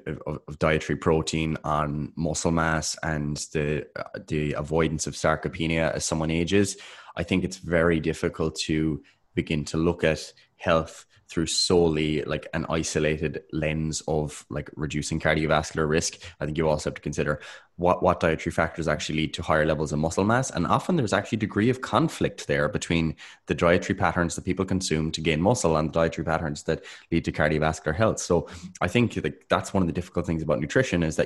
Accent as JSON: {"language": "English", "country": "Ireland", "said": "we're Irish"}